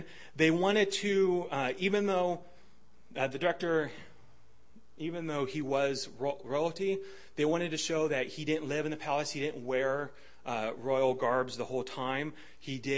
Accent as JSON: {"language": "English", "country": "United States", "said": "I'm American"}